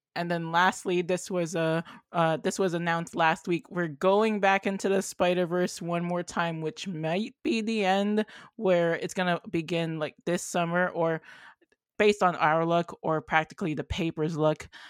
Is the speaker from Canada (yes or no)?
yes; Canada; I'm from Canada